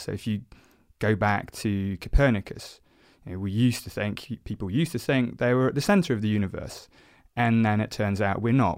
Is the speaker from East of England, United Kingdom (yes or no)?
no; South Oxfordshire, South East England, United Kingdom; I grew up in South Oxfordshire, so not too far from where we are, where we are now, actually